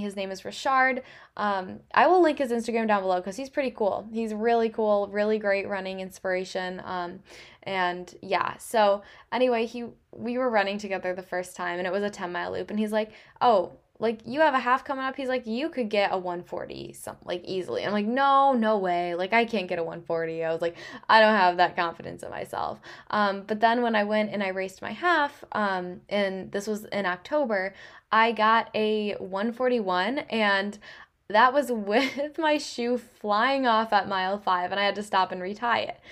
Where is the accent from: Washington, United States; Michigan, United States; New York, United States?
Michigan, United States; Traverse City; I was born and raised in Traverse City, so it is just home to me